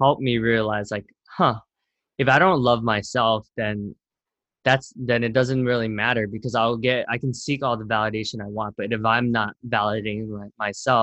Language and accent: English; Camden, New Jersey, United States; now in New York City, United States; I was born in Camden, New Jersey, which is like at one point like rated the most dangerous city in America